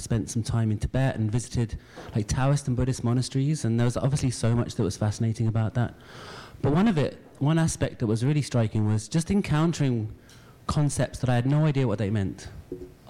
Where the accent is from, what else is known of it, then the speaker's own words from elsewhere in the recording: London, United Kingdom; I grew up in London